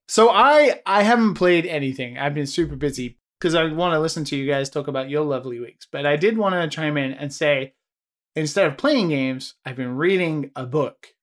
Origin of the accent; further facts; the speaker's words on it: United Kingdom; moved away as an adult; now in Japan; I'm British